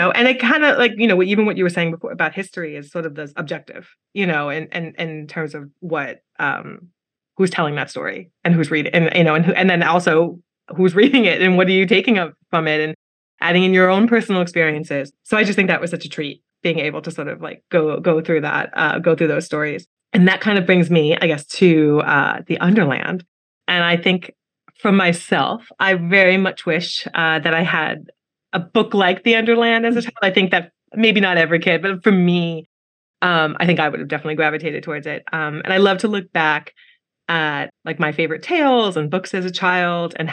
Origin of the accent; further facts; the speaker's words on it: New York, United States; I grew up in New York